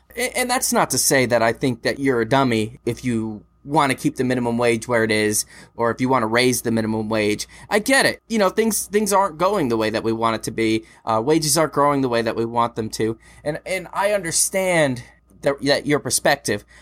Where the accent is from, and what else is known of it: United States